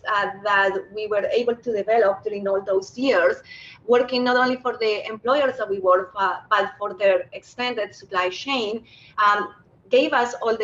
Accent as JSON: {"language": "English", "country": "Colombia", "tie": "born or raised there", "moved": "as an adult", "lives_now": "Canada", "said": "I happen to be a Canadian with an accent. I was born in Colombia, where I studied industrial engineering"}